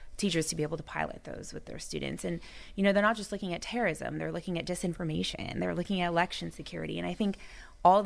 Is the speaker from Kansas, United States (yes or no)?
no; Orange County, California, United States; I was actually living at home. I'm from Orange County.